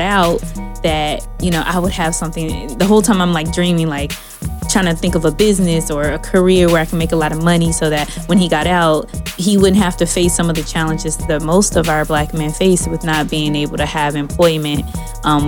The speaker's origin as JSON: {"language": "English", "town": "Dallas", "region": "Texas", "country": "United States", "tie": "born or raised there", "said": "I grew up in Dallas, Texas"}